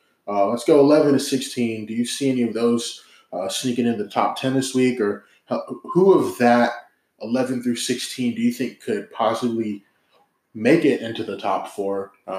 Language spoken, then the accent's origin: English; Washington, United States; I'm from Washington.